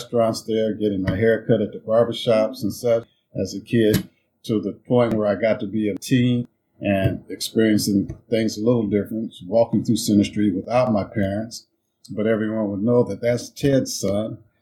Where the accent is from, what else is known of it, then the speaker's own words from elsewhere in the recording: Des Moines, Iowa, United States; I went to Byrd Elementary School, to Callanan Junior High, to North Des Moines High School